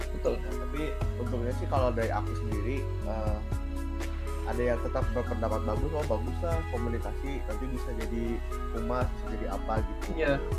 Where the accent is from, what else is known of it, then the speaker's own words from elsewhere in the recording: Bandung, West Java, Indonesia; moved away as an adult; now in Semarang, Indonesia; aku tuh nggak tahu kalau di sini tuh kayak bahasa Jawa tuh sehari-hari gitu loh karena kalau di di daerahku itu di Bandung